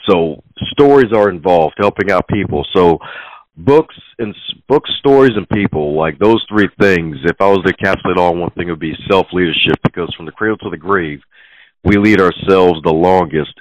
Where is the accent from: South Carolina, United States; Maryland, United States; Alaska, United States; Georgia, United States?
Maryland, United States; Baltimore; Even though I put the T in Baltimore, I am from Baltimore